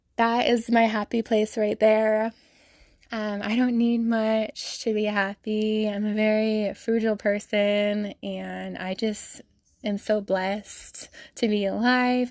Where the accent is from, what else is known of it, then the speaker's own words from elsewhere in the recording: Salt Lake City, Utah, United States; I'm from Salt Lake City, Utah, born and raised. I've been here my whole life